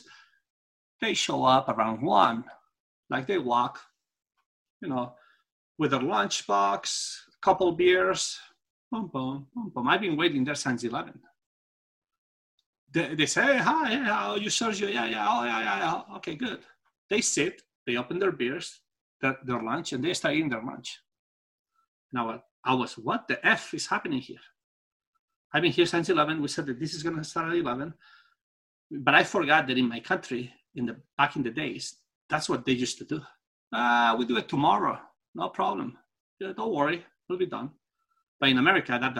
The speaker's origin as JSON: {"language": "English", "country": "Spain", "also_born_or_lived": "Singapore / United States", "second_language": "English", "moved": "yes", "said": "I'm from Spain"}